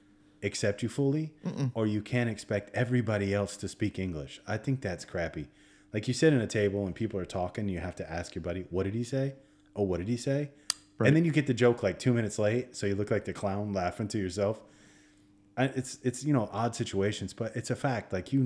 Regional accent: Naples, Florida, United States; Obviously, you know, I'm from Naples. Well, I grew up in Naples, Florida.

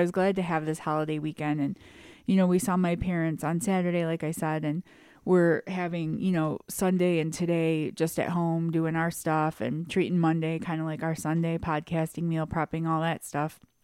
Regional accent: United States; I am proud to be from America.

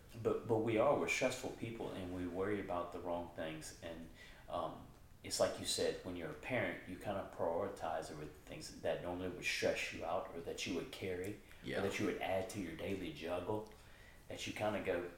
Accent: United States; I grew up here in America

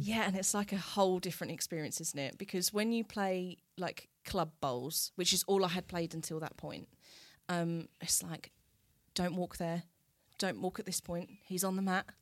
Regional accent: Southminster, East of England, United Kingdom; also born or lived in Colchester; we went back to Southminster, which is where I then grew up, um, and still live.

